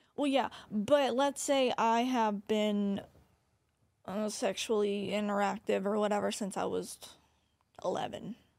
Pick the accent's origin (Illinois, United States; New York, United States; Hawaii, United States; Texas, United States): Texas, United States; Corpus Christi; my hometown